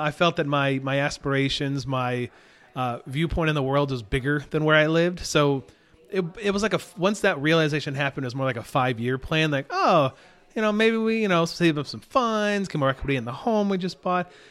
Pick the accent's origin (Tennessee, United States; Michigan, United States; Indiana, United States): Michigan, United States; Hastings; moved away as an adult; also born or lived in Grand Rapids, Michigan; now in Houston, United States; I grew up in Hastings, Michigan